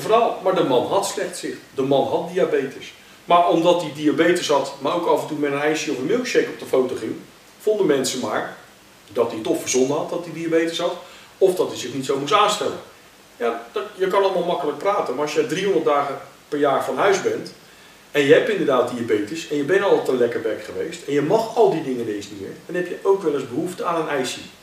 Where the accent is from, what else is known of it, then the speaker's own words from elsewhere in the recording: Netherlands; Eh, ik kom uit Nederland. Hier is mijn basis